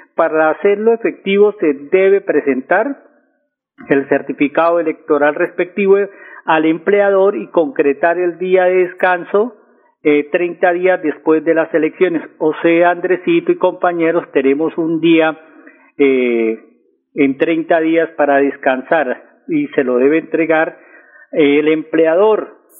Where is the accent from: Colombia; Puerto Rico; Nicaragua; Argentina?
Colombia; also born or lived in Bucaramanga